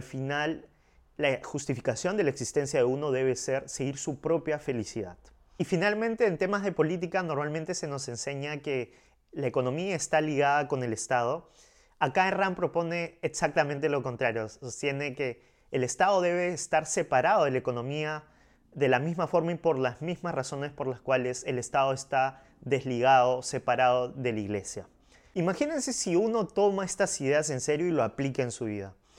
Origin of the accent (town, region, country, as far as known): Peru